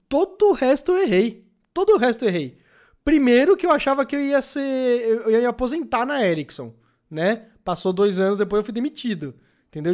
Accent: Guarulhos, São Paulo, Brazil; hoje em dia eu tô de volta em Guarulhos, minha cidade natal

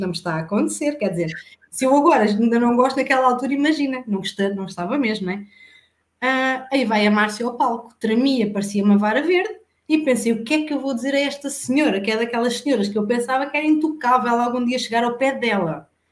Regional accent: Alcanhões, Santarém District, Portugal; eu sou de Alcanhões, vivo na zona de Santarém

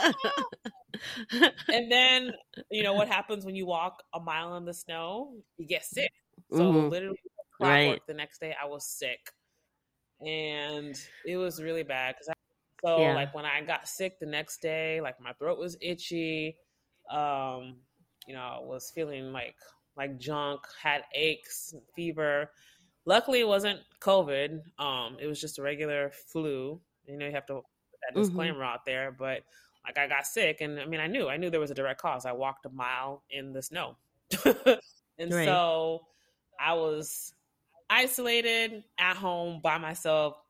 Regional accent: Houston, Texas, United States; now in Seattle, United States; I'm from Texas, okay? Houston, the greatest city ever.

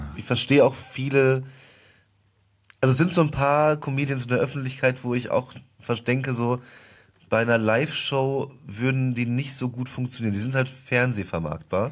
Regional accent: Westerwald, Rhineland-Palatinate, Germany; moved away as an adult; now in Cologne, Germany; Ich komme ja gebürtig aus dem Westerwald

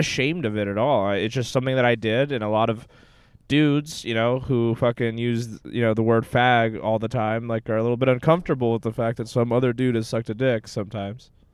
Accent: Texas, United States; also born or lived in Sao Paulo, Brazil; I was born somewhere else, and then I, when I was four years old, I moved to Texas.

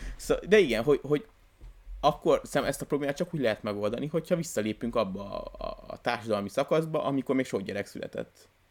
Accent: Hungary; én magyar ember vagyok

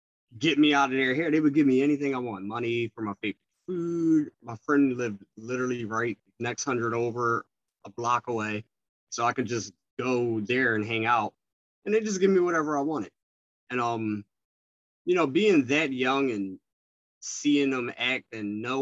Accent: Philadelphia, Pennsylvania, United States; I am from West Philadelphia, though. Born and raised

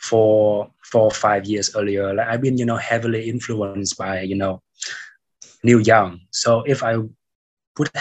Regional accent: Haiphong, Vietnam; also born or lived in Saigon; now in Ho Chi Minh City, Vietnam; my hometown in the Northwest in Haiphong City

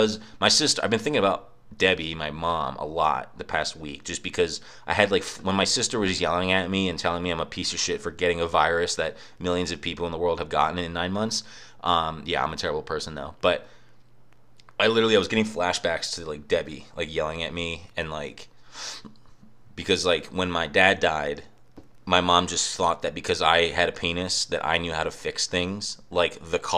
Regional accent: Pennsylvania, United States; I was in my family room in my house I grew up in Bucks County

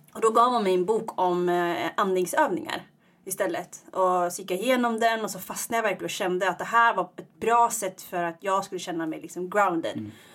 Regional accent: Iggesund, Gävleborg County, Sweden; moved away as an adult; also born or lived in Eritrea; now in Stockholm, Sweden; Jag är uppvuxen i Iggesund

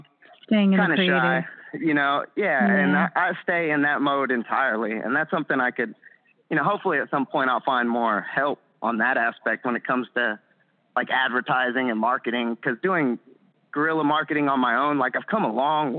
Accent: Huntsville, Texas, United States; back in my hometown. Yeah, back in Huntsville, Texas.

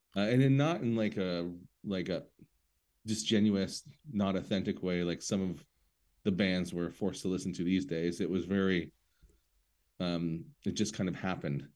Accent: St. Catharines, Ontario, Canada; I'm a guy from Saint Catharines

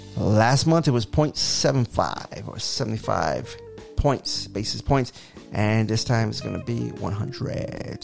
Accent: New York, United States; moved away; my Mets gear to represent my hometown team

